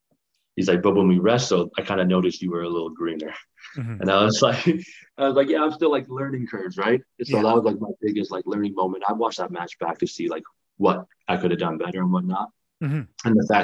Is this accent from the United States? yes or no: no; Kosovo; I didn't want it to be just because I'm from Kosovo and you guys are Canadians kind of thing.